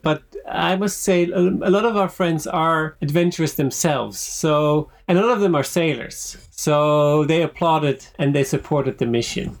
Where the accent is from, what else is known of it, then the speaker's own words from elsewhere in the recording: Switzerland; moved away; also born or lived in Netherlands / United States / France / Finland; dual background of from the Netherlands but growing up in Switzerland